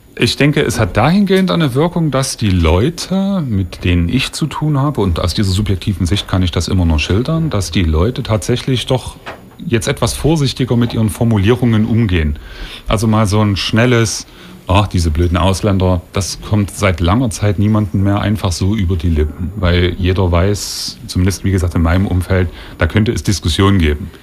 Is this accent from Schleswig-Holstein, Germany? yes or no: no; Leipzig, Saxony, Germany; als Leipziger